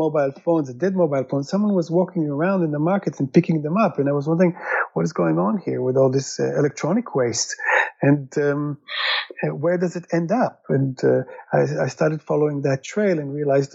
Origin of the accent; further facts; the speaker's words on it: Israel; I'm originally from Israel